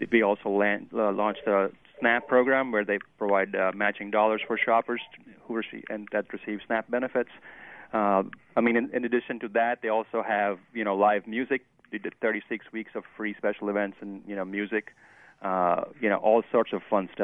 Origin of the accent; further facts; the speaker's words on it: Western India, India; now in Oxford, United States; I'm originally from Western India